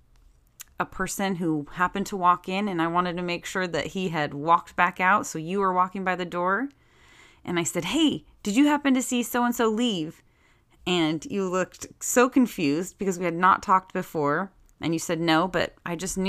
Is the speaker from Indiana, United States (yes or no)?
no; Tehachapi, California, United States; our little town is known for its prison